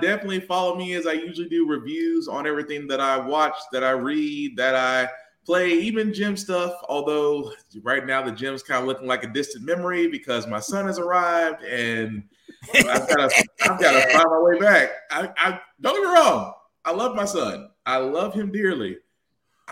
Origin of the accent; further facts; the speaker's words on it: Tennessee, United States; my home state of Tennessee